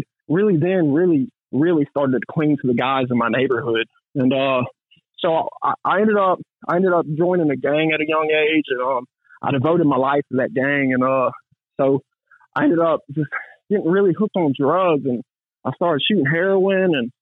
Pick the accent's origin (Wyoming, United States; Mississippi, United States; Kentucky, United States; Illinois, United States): Mississippi, United States; Gulfport; I'm from Gulfport, Mississippi, and I grew up in a rough neighborhood called Magnolia Grove